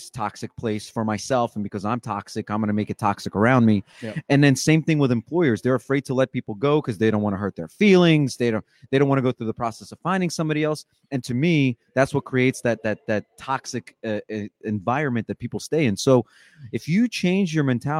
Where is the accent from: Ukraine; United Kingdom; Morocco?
Ukraine; moved away; I was born in Ukraine